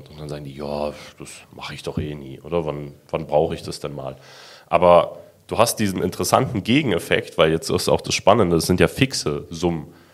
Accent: Germany; Wir sind auch Deutsche.

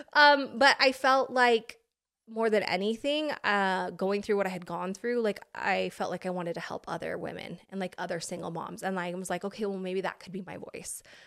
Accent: Pocatello, Idaho, United States; moved away as an adult; now in California, United States; I am an Idaho girl

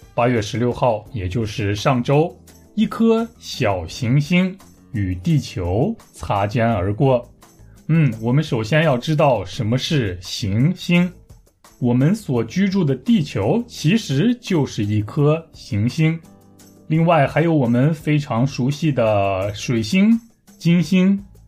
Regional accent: Taiyuan, Shanxi, China; moved away as an adult; now in Busan, South Korea; 我的家乡山西太原

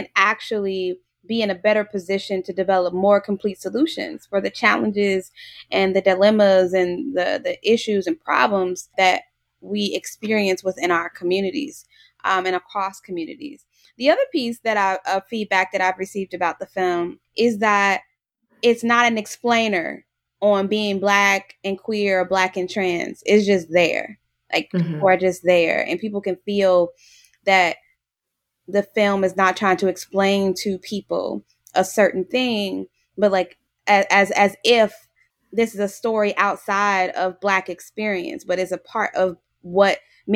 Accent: Chicago, Illinois, United States; I'm born and raised in Chicago

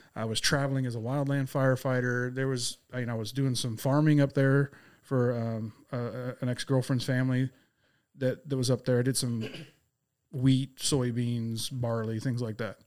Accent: Abilene, Texas, United States; moved away; also born or lived in Lubbock, Texas; I am a native Texan, born out in Abilene

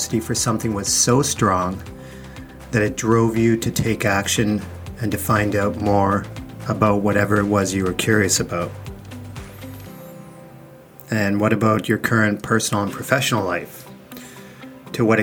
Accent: Canada; I remember growing up in Canada in a rural area

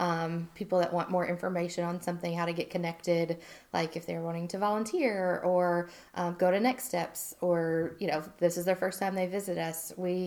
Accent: Indiana, United States; born there; also born or lived in Germany / New Jersey / Alabama / Virginia; I was born in Indiana. We moved to Germany, New Jersey, Auburn, Alabama, Virginia, Kansas, Hawaii, moved to Madison, Alabama when I was going into high school.

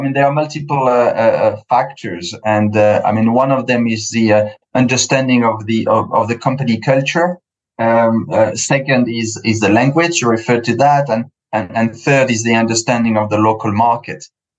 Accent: United Kingdom; I'm quite British in a way as well. I grew up here on through the corporate ladder in an Anglo-Saxon environment.

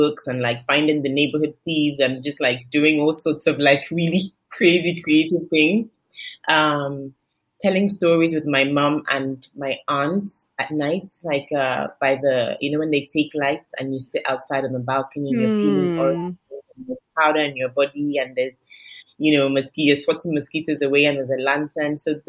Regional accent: London, United Kingdom; now in Lagos, Nigeria; I was born in London. I lived in London till I was 5. I moved to Lagos till I was 12. I moved back to London till I was 27. And then I moved back to Lagos to live.

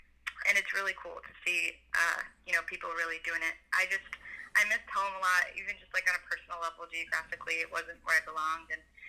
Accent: North Shore, north of Boston, Massachusetts, United States; I'm from the North Shore, north of Boston, and I don't know, grew up with a guitar around the house that never got played, sitting in a corner somewhere.

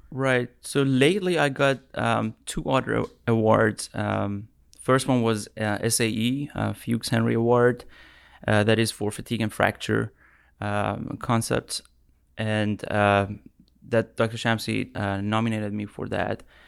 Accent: Tehran, Tehran Province, Iran; moved away as an adult; now in United States; I'm from Iran. Uh, I came to U S twenty seventeen for my P H D

